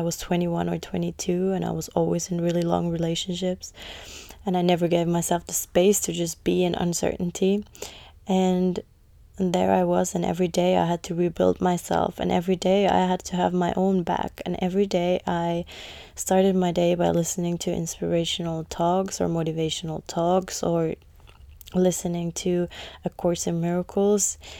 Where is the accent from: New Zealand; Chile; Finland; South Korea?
Finland; moved away as an adult; also born or lived in London, United Kingdom / United States; when I moved out from Finland and moved to London when I was eighteen to be an au pair